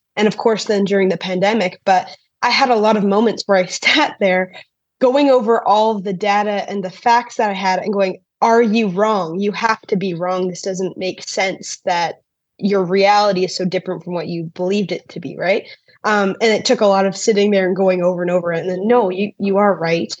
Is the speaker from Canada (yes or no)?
yes; Canada; As a Canadian